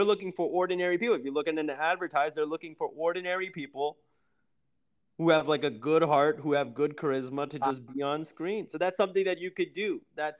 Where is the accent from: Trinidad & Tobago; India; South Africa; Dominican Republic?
India; I mean, being Indian is difficult.